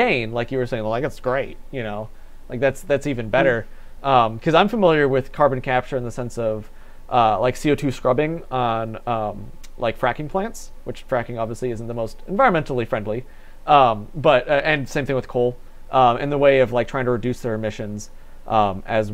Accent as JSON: {"language": "English", "town": "Batavia", "country": "United States", "said": "I'm from Batavia"}